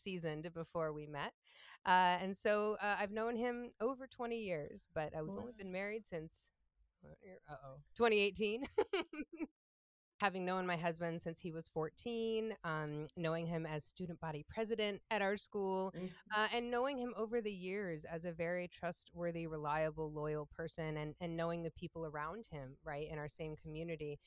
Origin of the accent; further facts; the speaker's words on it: Ann Arbor, Michigan, United States; also born or lived in Interlochen, Michigan; I was born and raised in Ann Arbor, Michigan.